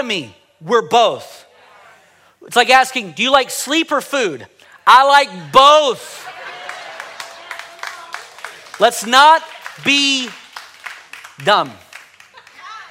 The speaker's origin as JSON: {"language": "English", "country": "United States", "said": "I'm a Christian before I'm an American"}